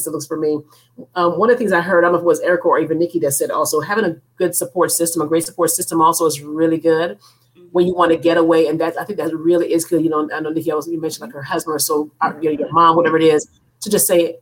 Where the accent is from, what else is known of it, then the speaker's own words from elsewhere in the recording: Evanston, Illinois, United States; now in Georgia, United States; I'm from Evanston, Illinois. Everything was around the corner. My first house from my mom and dad was like 5 minutes away